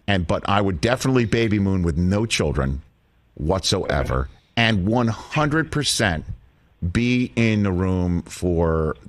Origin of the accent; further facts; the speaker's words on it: New York City, New York, United States; I'm from Staten Island.